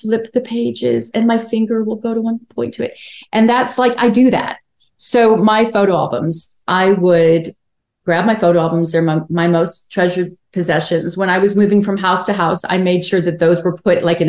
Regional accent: Chicago, Illinois, United States; also born or lived in Wilmington, North Carolina; now in Los Angeles, United States; I'm from Chicago. I miss it a lot.

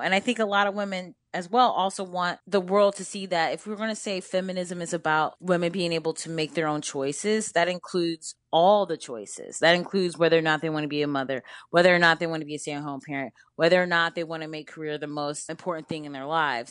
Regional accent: Cleveland, Ohio, United States; now in Brooklyn, United States; I grew up in Cleveland

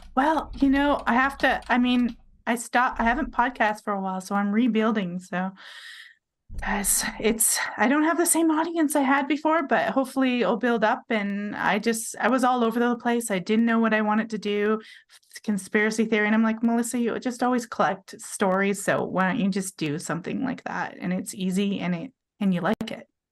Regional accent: British Columbia, Canada; moved away as an adult; also born or lived in Vancouver Island, Canada; now in Utah, United States; I'm Canadian. I lived on Vancouver Island.

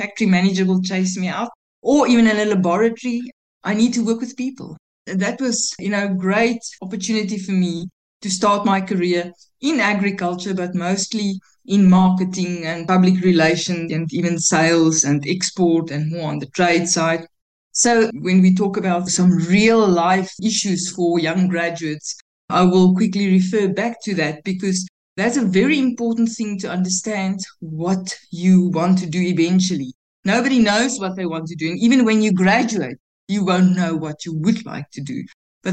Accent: Pretoria, Gauteng, South Africa; I grew up in Pretoria. That's born there, grew up school, even university.

